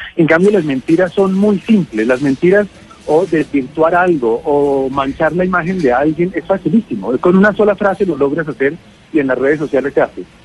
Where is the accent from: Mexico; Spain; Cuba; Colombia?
Colombia; Bogotá; yo soy de Bogotá